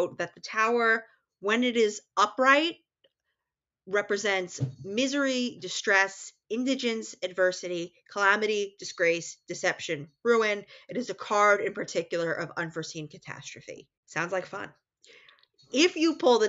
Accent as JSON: {"language": "English", "region": "New York", "country": "United States", "accent": "New York", "said": "my New York accent"}